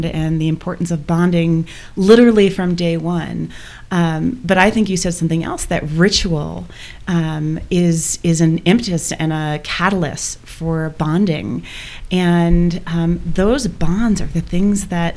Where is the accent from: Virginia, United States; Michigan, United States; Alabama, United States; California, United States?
Michigan, United States; now in Boulder, United States; We both grew up in Michigan